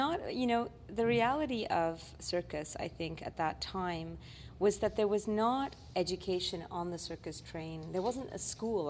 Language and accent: English; Quebec, Canada; I'm from Quebec as a filmmaker, so we know that Nouveau Cirque is big.